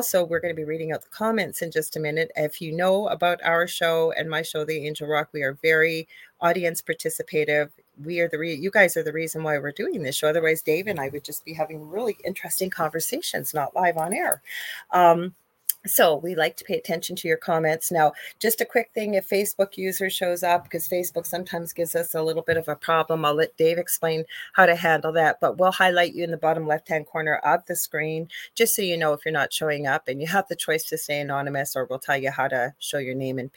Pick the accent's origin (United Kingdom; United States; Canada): Canada; I am a Canadian spiritual medium